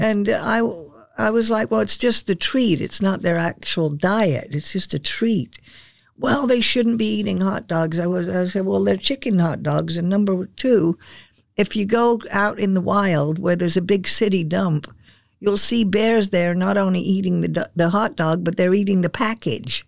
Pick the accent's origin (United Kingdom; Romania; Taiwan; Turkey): United Kingdom; England; now in Sarasota, United States; I was born in England. And I remember the GIs as I was a kid growing up, they were still in England